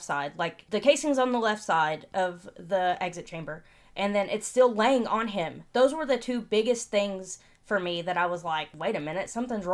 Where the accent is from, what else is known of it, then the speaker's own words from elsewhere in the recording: Tri-Cities area near Tennessee, the South, United States; It's not like just I'm from the South. I'm from the backwoods